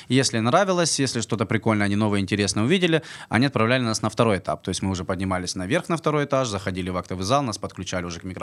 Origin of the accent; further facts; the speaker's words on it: Armenia; показать, что, ну, как бы мы армяне, играем нашу национальную музыку